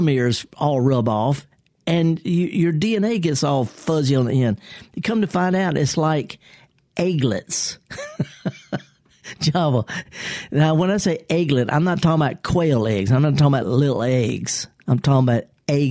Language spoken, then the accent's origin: English; Mississippi, United States; I'm born and raised here in Mississippi